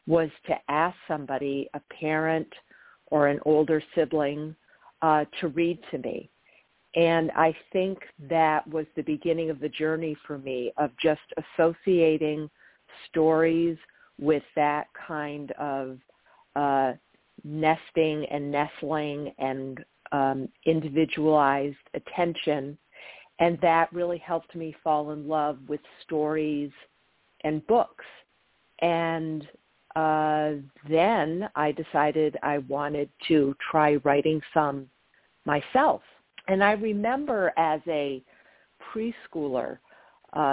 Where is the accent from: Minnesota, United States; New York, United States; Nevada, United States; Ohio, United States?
New York, United States; Massena; my hometown of Messina